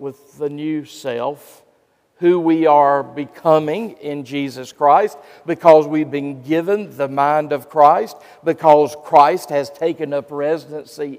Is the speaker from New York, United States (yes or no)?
no; Gastonia, North Carolina, United States; In my hometown of Gastonia, North Carolina